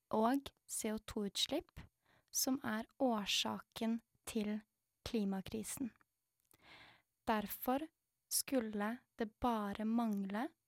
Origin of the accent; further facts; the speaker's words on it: Norway; jeg er født i Norge